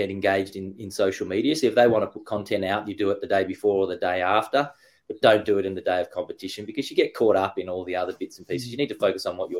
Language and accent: English; Frankston, Victoria, Australia; I'm from Australia, born in Frankston